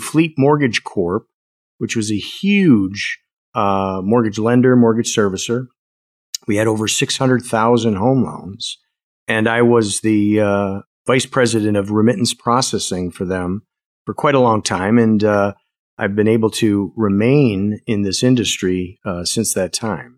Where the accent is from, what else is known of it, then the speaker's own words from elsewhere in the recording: Wisconsin, United States; born and raised in Wisconsin